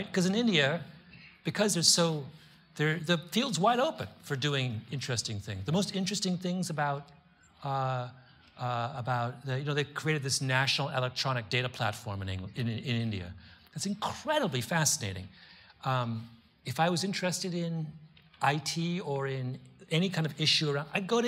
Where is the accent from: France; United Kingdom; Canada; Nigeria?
Canada; moved away as an adult; also born or lived in Washington, D.C.; I grew up in Canada